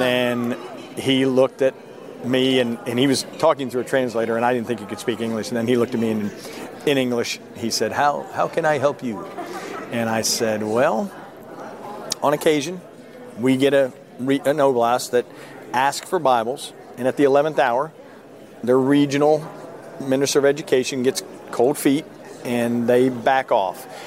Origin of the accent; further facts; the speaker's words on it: Philadelphia, Pennsylvania, United States; I'm a Yankee and I was born in Philadelphia.